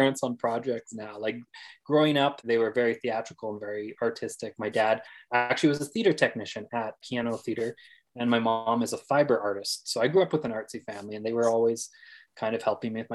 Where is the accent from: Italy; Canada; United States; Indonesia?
Canada; Fort McMurray, Alberta; I grew up in Fort McMurray, Alberta.